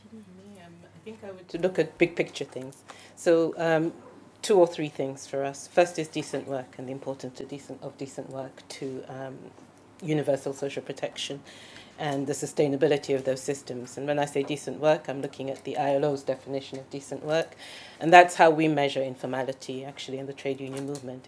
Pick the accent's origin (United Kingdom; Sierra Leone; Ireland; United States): Sierra Leone; I'm from Sierra Leone, so I know the situation in my country very, very well